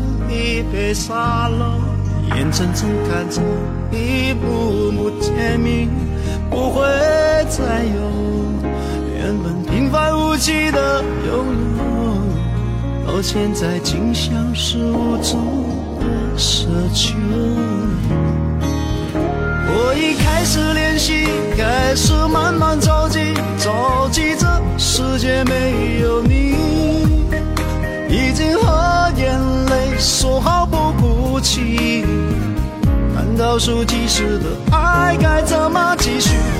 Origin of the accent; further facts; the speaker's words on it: Nanchong, Sichuan, China; 我是南充的。